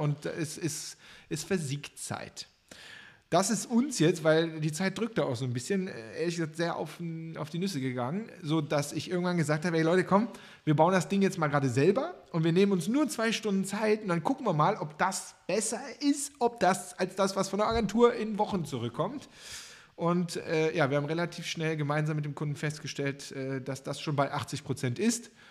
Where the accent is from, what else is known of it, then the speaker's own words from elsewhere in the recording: Cologne, North Rhine-Westphalia, Germany; ich als Kölner